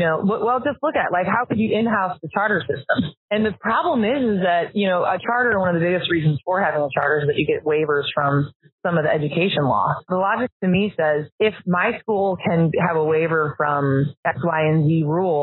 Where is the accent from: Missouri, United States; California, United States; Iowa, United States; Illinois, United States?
Missouri, United States; St. Louis; I'm from St. Louis, which is highly segregated